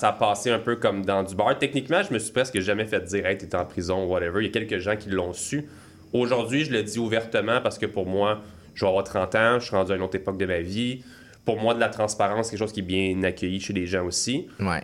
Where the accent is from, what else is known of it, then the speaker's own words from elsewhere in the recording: Saint-Hippolyte, Quebec, Canada; moi je viens de Saint-Hippolyte. Pour ceux qui connaissent, c'est vraiment dans les bois. Donc j'ai été élevé